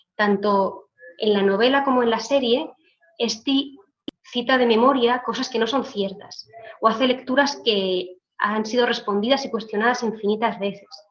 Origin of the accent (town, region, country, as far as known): Israel